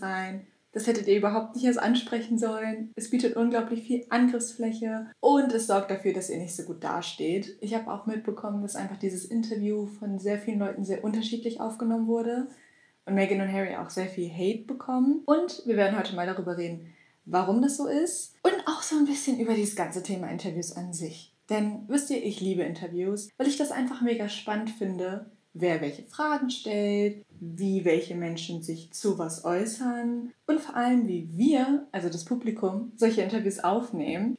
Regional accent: Germany; für uns als Deutsche

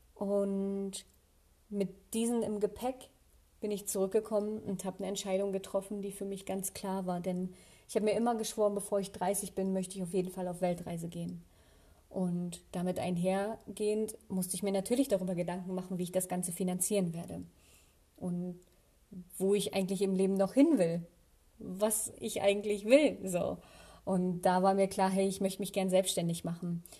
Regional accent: Germany; hier in meiner Heimatstadt

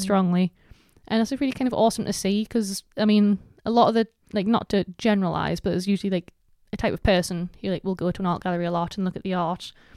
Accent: Gateshead, North East England, United Kingdom; I'm from Bensham

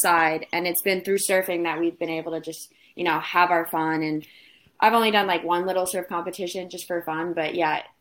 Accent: Fort Lauderdale, Florida, United States; moved away as an adult; also born or lived in Charleston, South Carolina; now in Rhode Island, United States; we grew up in Florida, down in Fort Lauderdale, South Florida, and always split our time kind of between there and Rhode Island

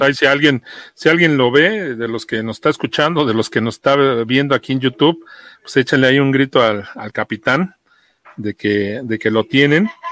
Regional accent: Mexico City, Mexico; yo soy de acá de Iztapalapa

